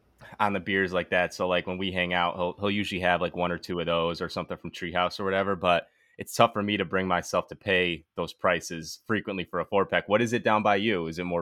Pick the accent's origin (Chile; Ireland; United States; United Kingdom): United States; Bristol, Connecticut; I'm from Bristol.